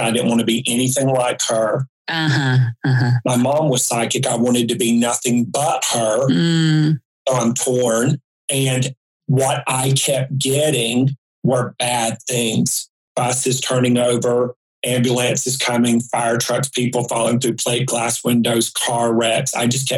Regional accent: High Point, North Carolina, United States; moved away as an adult; also born or lived in Raleigh, North Carolina; 6 months later, I moved from High Point, North Carolina to Raleigh, Durham. I moved from an oppressive town for me, 20 years of it.

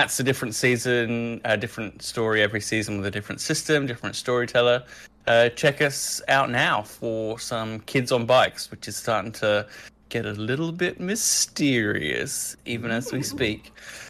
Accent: Australia; We're an Aussie group

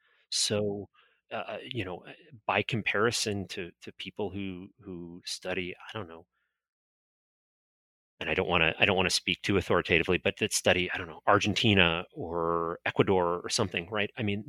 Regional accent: Florida, United States; I grew up in North Florida and, spent my teenage years playing around at the Castillo de San Marcos in St. Augustine.

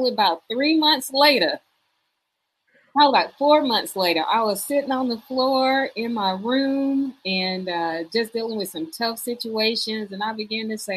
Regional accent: Houston, Texas, United States; I grew up in Houston, Texas

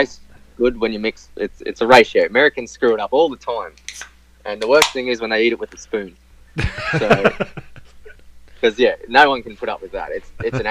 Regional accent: Victoria, Australia; I'm actually from Victoria

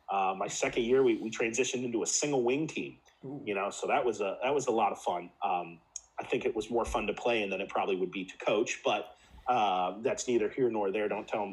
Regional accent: Midwest, United States; also born or lived in West Coast, United States / Spain; You know, growing up in the Midwest, as you can relate to, the Midwest is a unique place in and of itself. Spent time on the West Coast. I live on the East Coast now. Lived for 3 years in Spain on a Navy base.

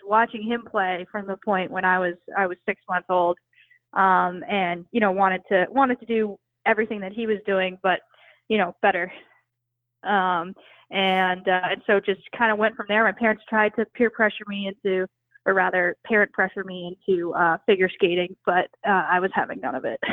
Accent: New York City, New York, United States; I grew up in New York City

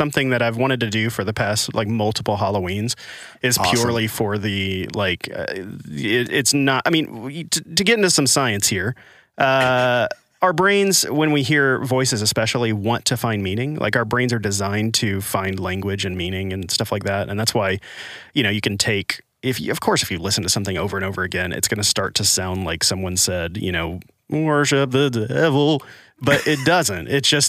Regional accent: Arkansas, United States; also born or lived in Los Angeles / Nashville / Washington, D.C.; Well, I was in Arkansas and I lived in LA for a while, lived in Nashville, went back to LA, went to DC. So my accent has just been smeared all over the country. And then sometimes the Arkansas comes out still

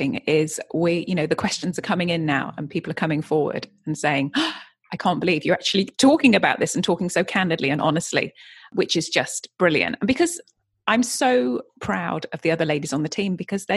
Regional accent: Yorkshire and the Humber, United Kingdom; also born or lived in Brighton; now in California, United States; I grew up in Yorkshire in the UK and then moved down to Brighton.

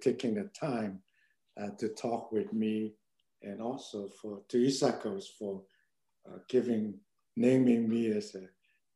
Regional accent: Shanghai, China; moved away; also born or lived in Hong Kong; I was born in Shanghai, China, in right post post-war, Second World War.

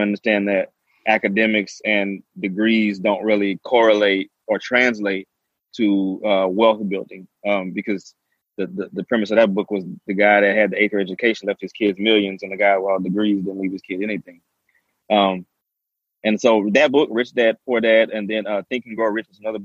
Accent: Port Arthur, Texas, United States; also born or lived in Lake Charles, Louisiana / Baton Rouge, Louisiana; I was born in Lake Charles, grew up in Port Arthur, Texas.

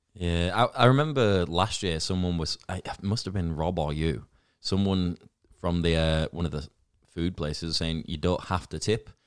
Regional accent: Leeds, Yorkshire and the Humber, United Kingdom

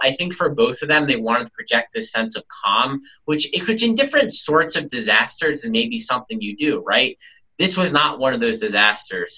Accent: New York City, New York, United States; I grew up here, born and raised in Brooklyn

